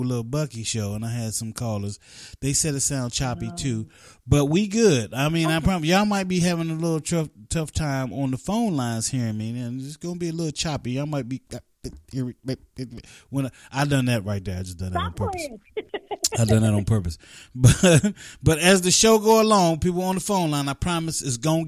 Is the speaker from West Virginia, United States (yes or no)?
yes; West Virginia, United States; I grew up in West Virginia